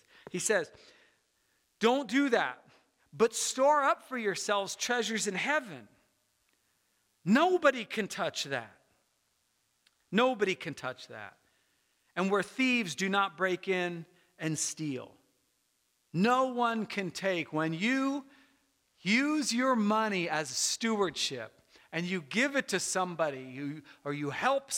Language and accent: English; United States; I'm an American and I love America